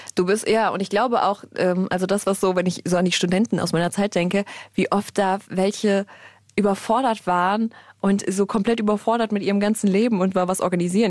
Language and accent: German; Germany; bei uns in Deutschland